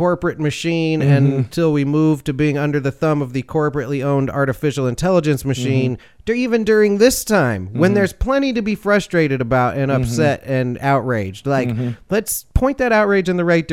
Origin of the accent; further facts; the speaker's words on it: Chicago, Illinois, United States; moved away; also born or lived in the South; being from Chicago and coming to the South